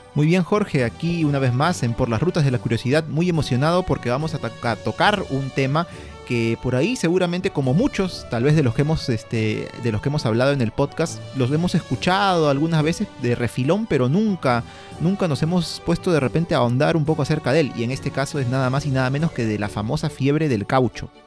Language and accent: Spanish; Peru; todos somos peruanos, vivimos en la costa, en la sierra, en la selva